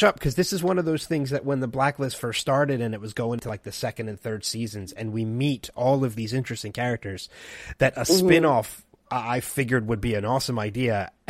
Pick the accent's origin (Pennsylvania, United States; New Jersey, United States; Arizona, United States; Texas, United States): New Jersey, United States; Burlington County; I grew up right outside of Burlington County.